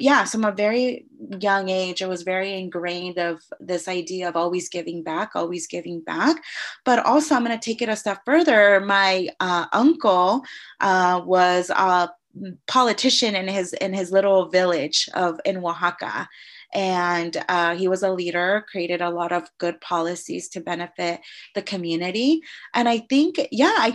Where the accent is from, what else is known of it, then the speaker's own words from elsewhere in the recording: Novato, California, United States; I grew up in Novato